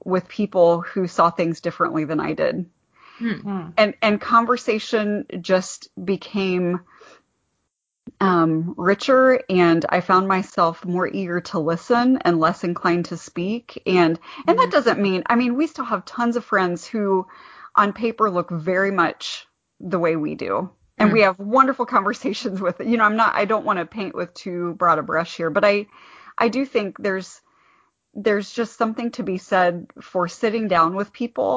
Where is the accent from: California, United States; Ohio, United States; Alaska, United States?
Ohio, United States; moved away as an adult; now in Goshen, United States; I'm from Ohio originally. I'm not from this area at all